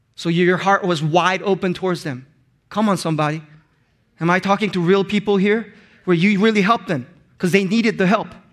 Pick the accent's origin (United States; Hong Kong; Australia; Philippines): Hong Kong; first language Korean; English is a second language; also born or lived in Korea; when I moved to Hong Kong when I was in fifth grade, I had to learn two different languages on top of my mother tongue, Korean